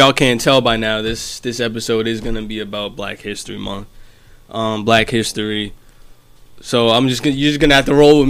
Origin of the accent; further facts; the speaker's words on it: New York City, New York, United States; I grew up in Bensonhurst